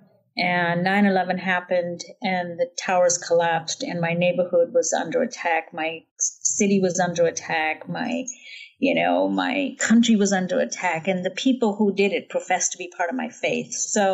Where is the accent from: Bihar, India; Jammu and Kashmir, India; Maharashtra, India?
Jammu and Kashmir, India; And I grew up in Kashmir in the foothills of the Himalayas.